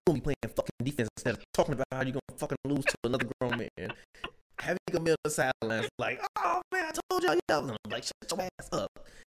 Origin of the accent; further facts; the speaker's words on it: Chicago, Illinois, United States; I'm from Chicago.